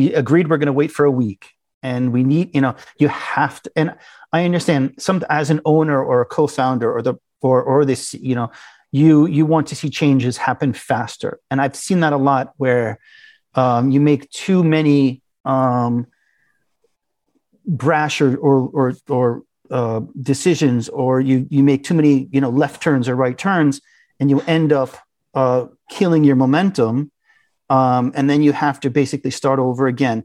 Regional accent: United States; moved away as an adult; also born or lived in Russia; We're American. We talk like Americans

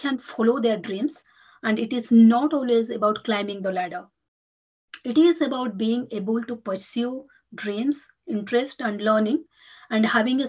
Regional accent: India; moved away as an adult; Having been born and brought up in India, and I moved to this country 14 to 15 years back, yes.

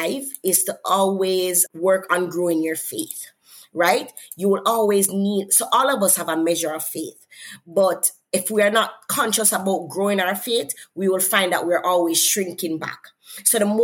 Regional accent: Jamaica; accent: Jamaican; I'm from Jamaica, I come from an accent

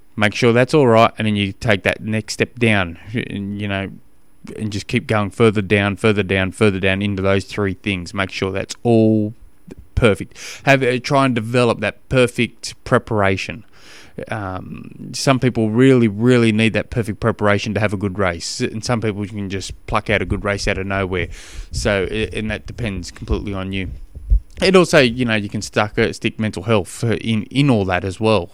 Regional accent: Australia; accent: Australian; now in Tasmania, Australia; my Australian accent

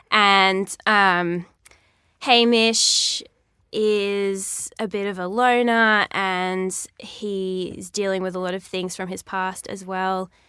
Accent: Ulladulla, New South Wales, Australia; also born or lived in Milton, Australia; Well, I was born in Milton and then we moved to Ulladulla

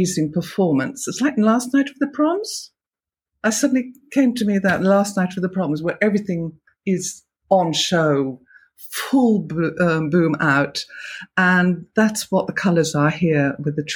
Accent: Gloucestershire, South West England, United Kingdom; moved away; I come from Gloucestershire originally

